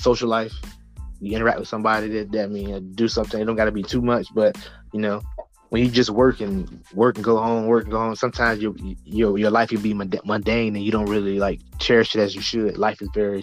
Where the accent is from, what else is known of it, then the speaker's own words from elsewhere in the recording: the South, United States; also born or lived in Norfolk, Virginia; I grew up in the South